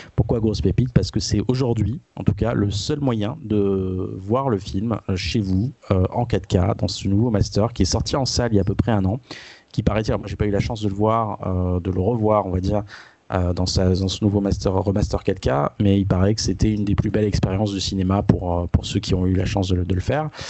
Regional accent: France; chez nous en France

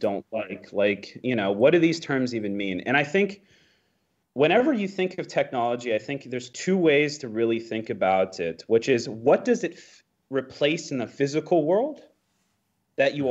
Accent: United States; as an American

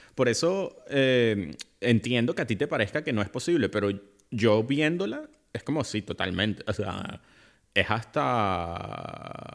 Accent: Venezuela; en mi país Venezuela

